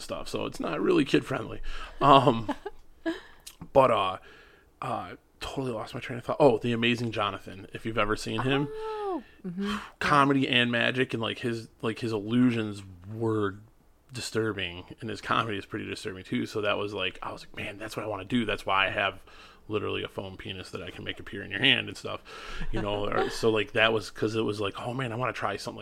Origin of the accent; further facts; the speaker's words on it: Auburn Hills, Michigan, United States; also born or lived in Chicago; I've been like this area, Auburn Hills and like Macomb County my whole life